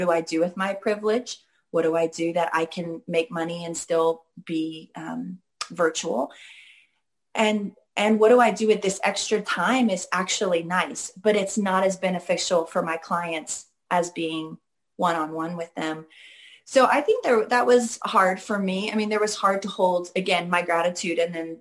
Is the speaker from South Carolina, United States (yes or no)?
no; Seattle, Washington, United States; growing up in Seattle